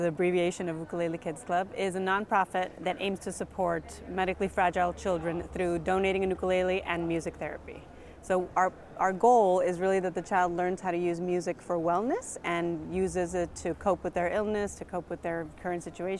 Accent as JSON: {"language": "English", "country": "Dominican Republic", "also_born_or_lived": "United States", "lives_now": "Mexico", "said": "So I live in Mexico. I am from Dominican Republic, and I lived many years in the United States, but recently I moved down to Mexico."}